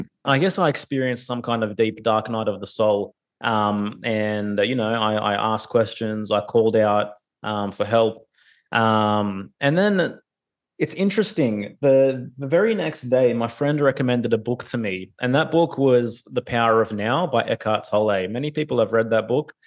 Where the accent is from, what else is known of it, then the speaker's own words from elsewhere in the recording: Sydney, New South Wales, Australia; I was born in Sydney, Australia